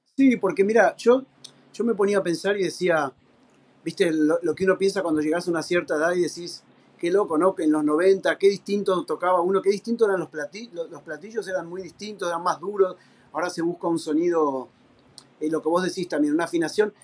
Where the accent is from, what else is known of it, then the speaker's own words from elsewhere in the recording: Argentina; moved away as an adult; also born or lived in Spain; now in United States; soy, soy argentino